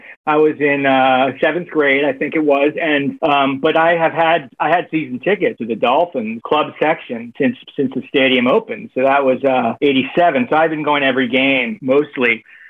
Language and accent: English; Miami, Florida, United States; Born and raised in Miami.